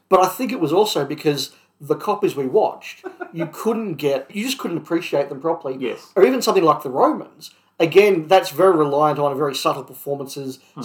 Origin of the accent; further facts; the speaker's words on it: Australia; growing up in Australia